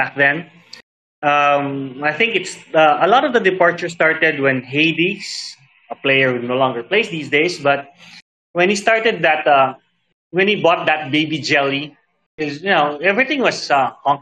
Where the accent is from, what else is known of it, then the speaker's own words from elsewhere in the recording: Philippines; I'm from the Philippines